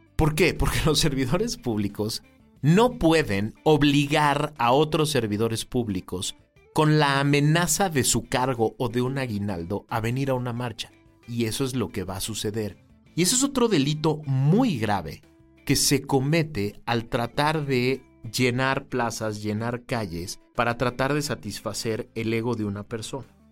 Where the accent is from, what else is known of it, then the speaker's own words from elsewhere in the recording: Mexico; los mexicanos tenemos que estar conscientes